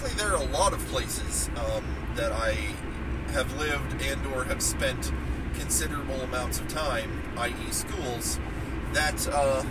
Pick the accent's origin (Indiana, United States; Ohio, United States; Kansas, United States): Ohio, United States; also born or lived in Wheeling, West Virginia / Florida; I've spent most of my life, in the state of Ohio. I consider myself to be, an Ohio boy. Like I said, grew up, spent most of my years growing up in Ohio